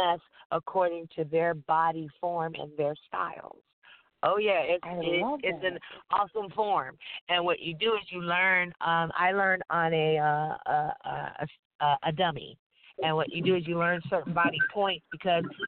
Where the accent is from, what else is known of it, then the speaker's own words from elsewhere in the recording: Oakland, California, United States; I grew up in East Oakland